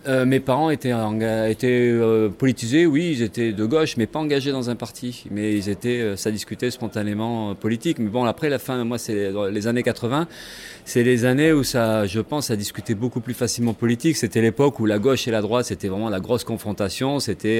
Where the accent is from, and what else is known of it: Gironde, Nouvelle-Aquitaine, France; born or raised there; also born or lived in Gagny / Villemomble / Le Blanc-Mesnil; now in Bordeaux, France